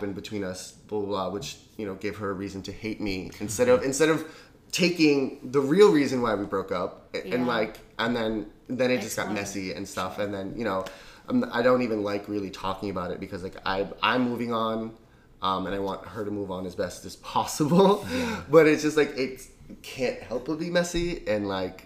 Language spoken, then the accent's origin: English; New York City, New York, United States; I'm from New York